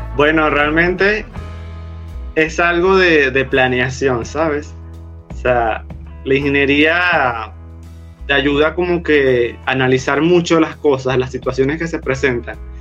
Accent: Puerto Ordaz, Bolívar, Venezuela; Nací en Puerto Ordaz, eh, acá en el estado Bolívar

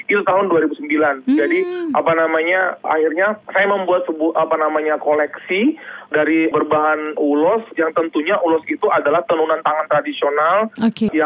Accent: Balige, North Sumatra, Indonesia; moved away as an adult; now in Jakarta, Indonesia; Saya lahir 1977 dan

